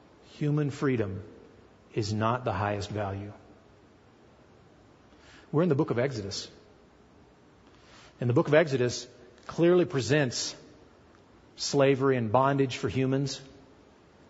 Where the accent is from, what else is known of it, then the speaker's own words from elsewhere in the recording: United States; I'm an American too.